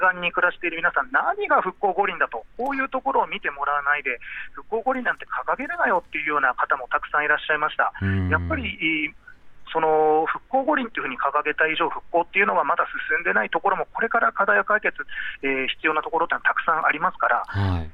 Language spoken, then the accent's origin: Japanese; Fukushima, Japan; 僕の地元の福島の人たち